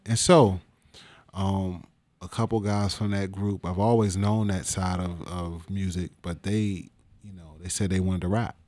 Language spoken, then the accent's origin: English; Washington, District of Columbia, United States; also born or lived in Capitol Heights, Maryland / Suitland, Maryland; I'm from Northeast